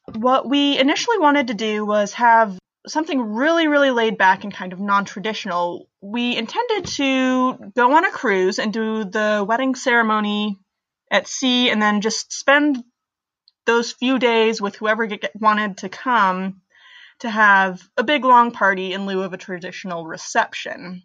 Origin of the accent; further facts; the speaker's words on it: Bethlehem, Pennsylvania, United States; I'm from Bethlehem, Pennsylvania